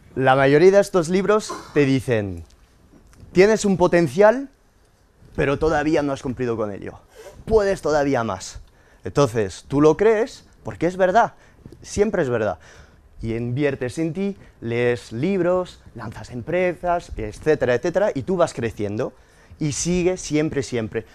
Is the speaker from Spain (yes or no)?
no; France; moved away; Yo soy inmigrante francés, nacido de padres españoles que emigraron a Francia en los años 60 y nací eh, en 1991